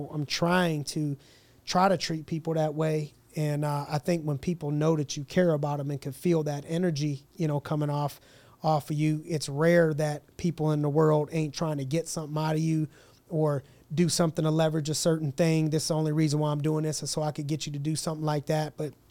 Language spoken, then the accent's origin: English; Youngstown, Ohio, United States; I'm from Youngstown. You know what I mean? My dude was from Nazareth. So I was from the Yo.